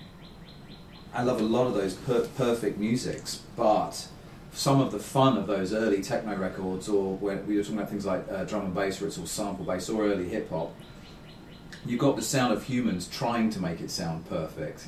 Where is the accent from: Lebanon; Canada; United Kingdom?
United Kingdom; London; growing up in London